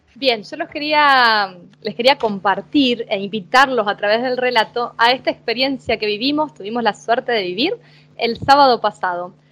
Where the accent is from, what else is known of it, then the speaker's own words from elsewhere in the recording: Paraná, Entre Ríos, Argentina; moved away as an adult; also born or lived in Buenos Aires, Argentina; now in Turin, Italy; iba a la bombonera desde Paraná